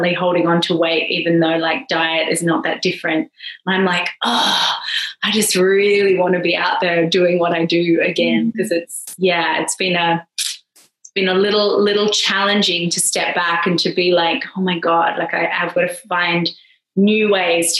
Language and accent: English; Perth, Western Australia, Australia; moved away as an adult; now in Ibiza, Spain; I'm Australian, as you've probably heard. I'm from way over the West Coast from Perth